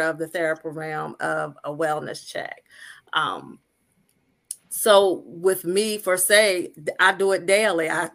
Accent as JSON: {"language": "English", "area": "Talbot County", "region": "Maryland", "country": "United States", "tie": "born or raised there", "said": "I am the Eastern Shore of Maryland. I'm in a small town that's Fellowsburg, Maryland, but I grew up in Talbot County, Maryland."}